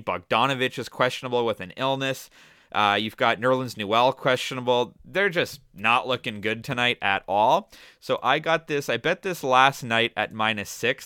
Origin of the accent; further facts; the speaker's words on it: Toronto, Ontario, Canada; my hometown, Toronto